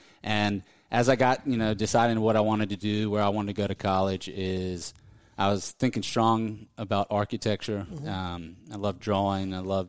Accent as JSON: {"language": "English", "town": "Raleigh", "region": "North Carolina", "country": "United States", "tie": "born or raised there", "said": "I'm from Raleigh, grew up here. was born here. I love Raleigh."}